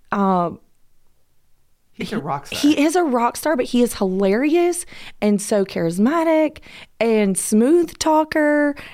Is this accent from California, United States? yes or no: yes; Los Angeles, California, United States; totally, but I am from Georgia. Come on. And I'm from